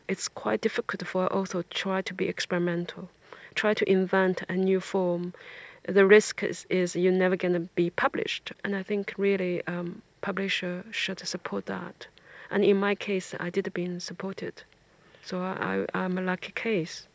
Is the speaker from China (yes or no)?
yes; China; first language Chinese; English is a second language; moved away as an adult; now in England, United Kingdom